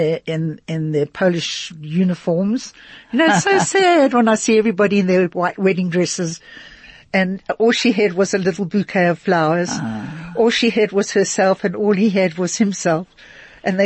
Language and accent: English; London, United Kingdom; now in Johannesburg, South Africa; I was born in London